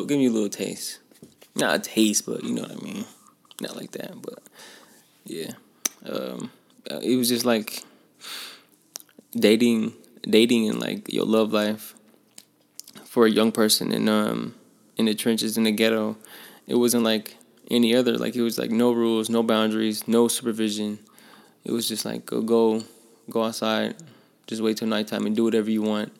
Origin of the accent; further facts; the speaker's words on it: Flint, Michigan, United States; I grew up in Flint, Michigan, on the north side